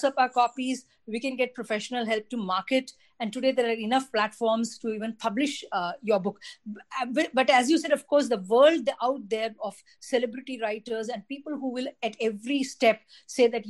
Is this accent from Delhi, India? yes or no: yes; Delhi, India; I grew up in Delhi